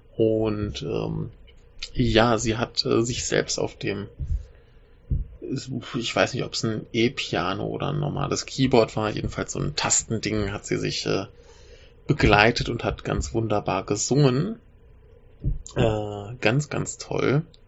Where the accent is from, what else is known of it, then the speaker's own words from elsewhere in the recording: Germany; moved away; ich bin Deutscher